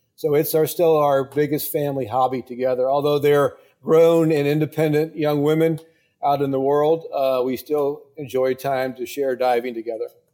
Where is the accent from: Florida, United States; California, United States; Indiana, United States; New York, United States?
Florida, United States; Tampa; my hometown, Tampa?